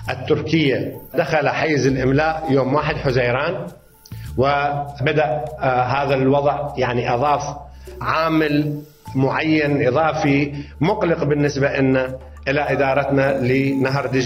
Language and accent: Arabic; Mosul, Nineveh, Iraq; وأنا ابن الموصل لا أتخيل تبعات هذا الأمر على ابن بغداد أو ما يفعله ابن بغداد تبعاته على ابن البصرة في جنوب العراق